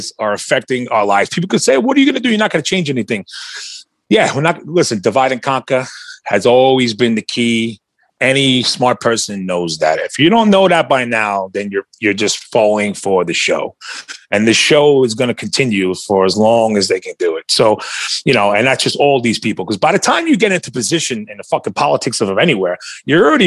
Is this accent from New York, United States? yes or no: yes; New York, United States; I grew up in New York